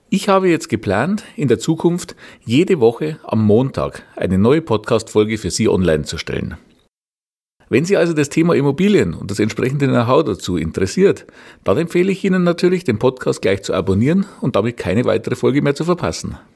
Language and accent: German; Regensburg, Bavaria, Germany; ich komme aus Regensburg. Wie man wahrscheinlich unschwer erkennen kann, liegt meine Heimatstadt im schönen Bayern.